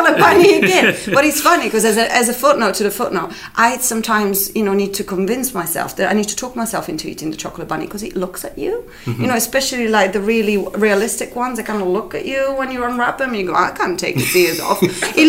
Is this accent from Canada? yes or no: no; United Kingdom; because I'm British.